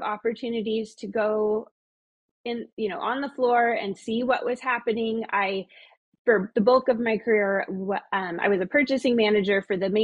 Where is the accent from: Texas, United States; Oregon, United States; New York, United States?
Oregon, United States; Klamath Falls; I was born and raised in Klamath